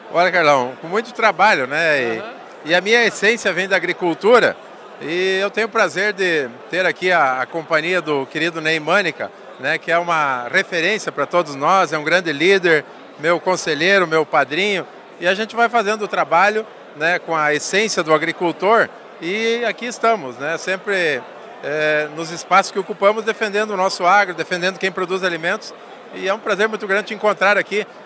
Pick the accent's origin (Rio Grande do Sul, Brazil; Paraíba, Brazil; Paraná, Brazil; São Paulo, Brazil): Rio Grande do Sul, Brazil; Santo Augusto; also born or lived in Ijuí; na verdade eu sou natural de Ijuí, mas eu me criei em Santo Augusto